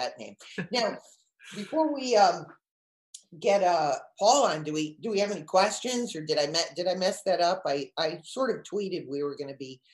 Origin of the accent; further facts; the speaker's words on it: Connecticut, United States; moved away; also born or lived in New York City; I'm from Connecticut